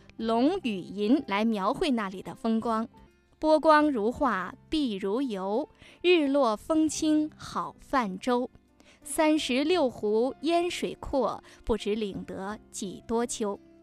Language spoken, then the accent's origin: Chinese; Pingtan, Fujian, China; 我是本地人。哦。呃，我就在马头镇